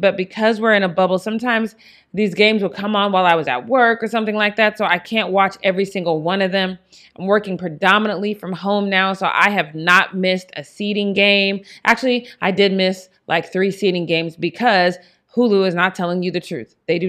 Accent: Denver, Colorado, United States; I am from Denver. That's my hometown.

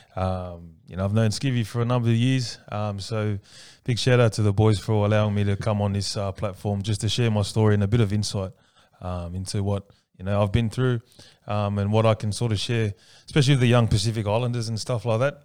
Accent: Sydney, New South Wales, Australia; also born or lived in Paddington, Sydney / Punchbowl, Sydney / Ingleburn, Sydney / Tonga (ancestry); I was actually brought up with all the, the brothers down in Lakemba

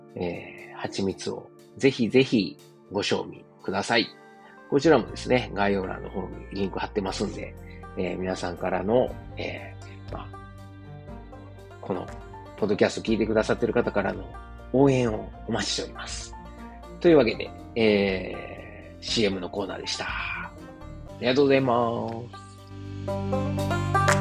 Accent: Osaka, Japan; moved away as an adult; also born or lived in Qatar; now in Germany; 自分の実家であるですね、駒川、東屋、はい、親父とおかんがやってる、えー、大阪、駒川いうところ

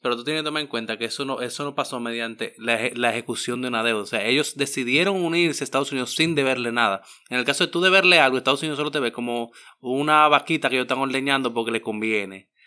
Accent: Dominican Republic; Y somos República Dominicana

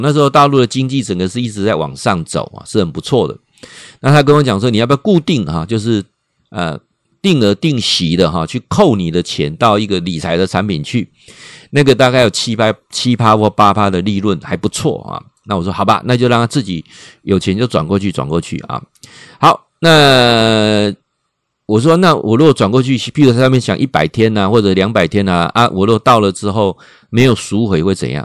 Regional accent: Taiwan; accent: Taiwanese accent; 他知道我是台湾来的。你其实他们一听就知道我们台湾来的。他说我们台湾人讲话有一个台湾腔啦

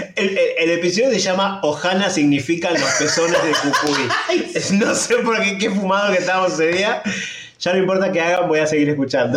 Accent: Argentina; somos argentinos

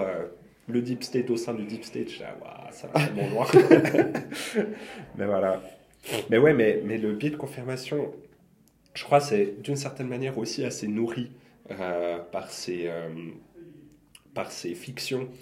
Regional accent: Lausanne, Vaud, Switzerland; chez nous, à Lausanne

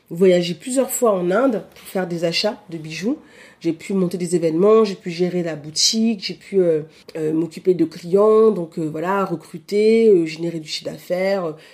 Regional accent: Paris, Île-de-France, France; born there; also born or lived in Cameroon; now in Lille, France; bah, je suis née à Paris, euh, j'ai vécu plusieurs années au Cameroun, plus de 10 ans.

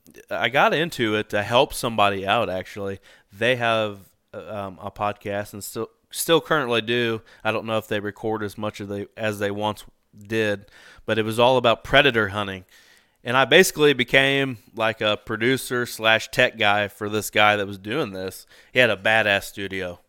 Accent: Indiana, United States; I'm from Indiana

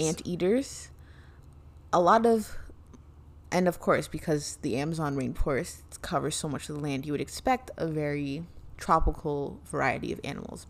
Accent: Canada; I was born in Canada

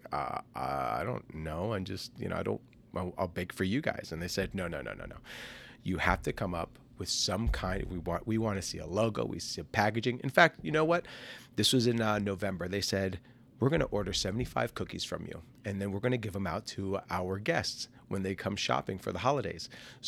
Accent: New Jersey, United States; now in Orlando, United States; We hail from New Jersey, but it was Fat Ash Bakes was born here in Orlando in 2020.

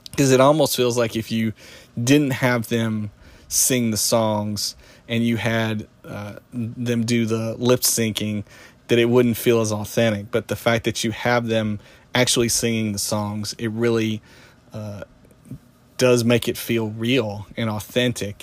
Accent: Tennessee, United States; moved away as an adult; growing up in Tennessee, huge, uh, country music fan

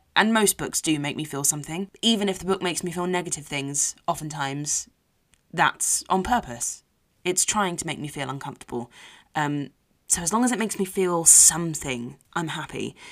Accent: London, United Kingdom; from South Harrow

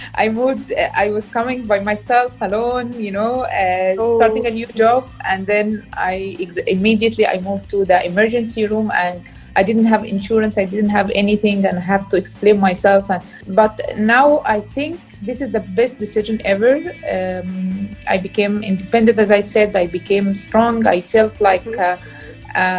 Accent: Egypt; moved away as an adult; now in Dubai, United Arab Emirates; I'm originally from Egypt

